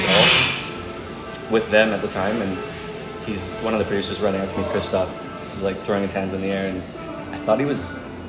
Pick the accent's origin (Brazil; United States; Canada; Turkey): Canada; being Canadian